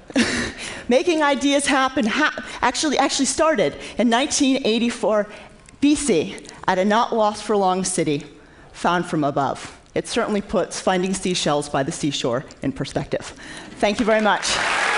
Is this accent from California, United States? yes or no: no; Maine, United States; When I was a child growing up in Maine